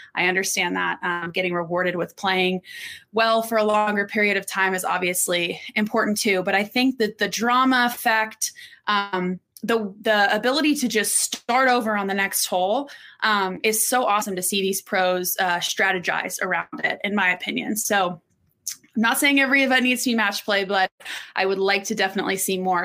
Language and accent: English; Orlando, Florida, United States; also born or lived in Texas; I grew up in Orlando, but I was born in Texas